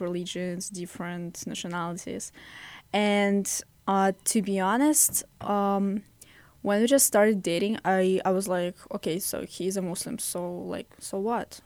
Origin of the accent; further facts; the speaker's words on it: Russia; English is a second language; now in United States; I'm from Russia.